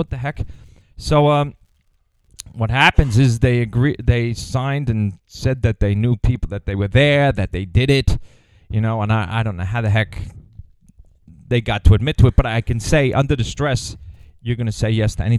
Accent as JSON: {"language": "English", "area": "Long Island", "region": "New York", "country": "United States", "tie": "born or raised there", "said": "I grew up on Long Island"}